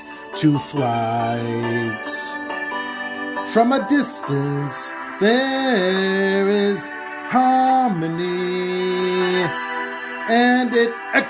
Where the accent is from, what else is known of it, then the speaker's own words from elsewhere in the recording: Rhode Island, United States; also born or lived in Salem, Massachusetts; I'm from Little Rhodey.